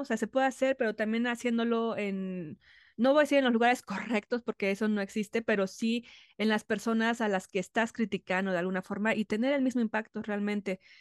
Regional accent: Mexico; como mujer, como mexicana

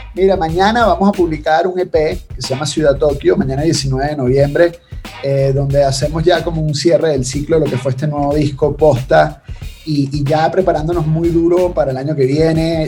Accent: Venezuela; los venezolanos tenemos

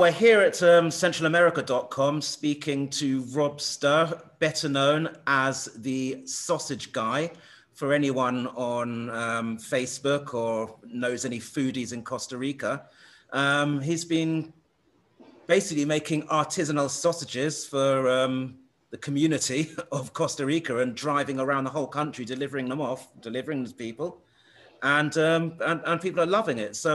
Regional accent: England, United Kingdom; I'm English.

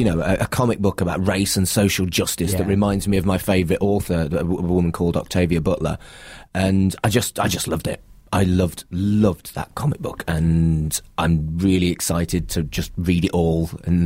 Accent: United Kingdom; well, you know, British and snobby. It's two things I'm good at.

